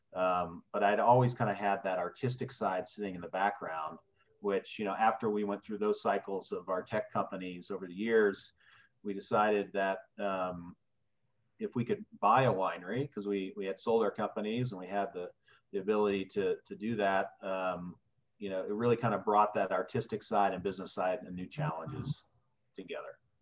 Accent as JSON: {"language": "English", "town": "West Lafayette", "region": "Indiana", "country": "United States", "tie": "born or raised there", "also_born_or_lived": "Wales / Bloomington, Indiana", "said": "I grew up in Indiana. My uh, grew up on Purdue University's campus"}